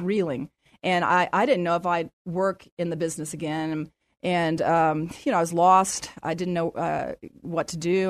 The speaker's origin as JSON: {"language": "English", "town": "San Antonio", "region": "Texas", "country": "United States", "tie": "born or raised there", "moved": "as an adult", "lives_now": "Dallas–Fort Worth Metroplex, United States", "said": "I grew up in San Antonio, and my dad was a doctor here in San Antonio"}